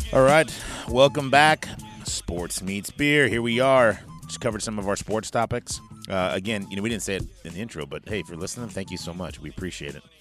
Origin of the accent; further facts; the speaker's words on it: Northern California, United States; we're from Northern California